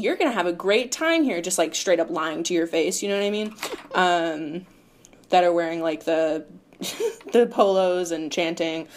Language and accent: English; Charlotte, North Carolina, United States; I was born and raised in Charlotte, North Carolina